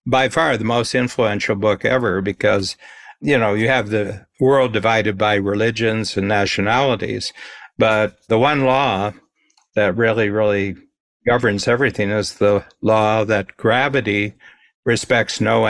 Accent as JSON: {"language": "English", "town": "Milan", "region": "Ohio", "country": "United States", "tie": "born or raised there", "said": "was born in the same town that I grew up in Milan, Ohio, northern Ohio"}